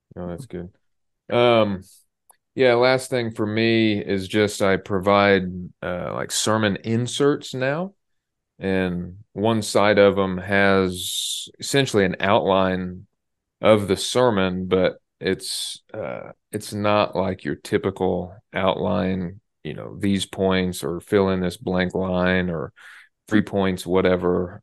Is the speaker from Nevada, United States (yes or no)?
no; Indiana, United States; I'm from Indiana, and our basketball team is the Pacers.